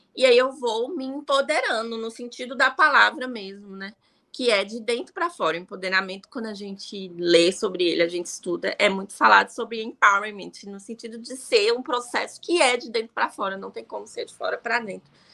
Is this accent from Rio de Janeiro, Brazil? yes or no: no; Ceilândia, Federal District, Brazil; Eu sou nascida e criada em Ceilândia, sou brasiliense